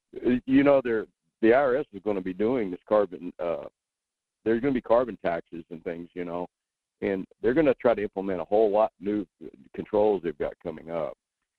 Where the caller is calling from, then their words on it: Wasilla, Alaska, United States; I'm in Wasilla.